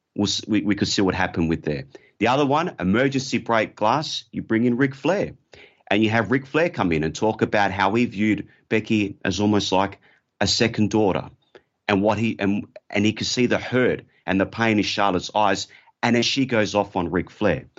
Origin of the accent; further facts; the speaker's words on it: Australia; I'm from Australia